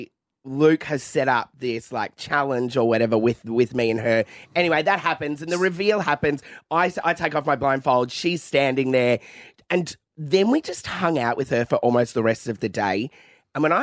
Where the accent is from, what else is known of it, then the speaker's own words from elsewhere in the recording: Mill Park, Victoria, Australia; We're two bogans from Mill Park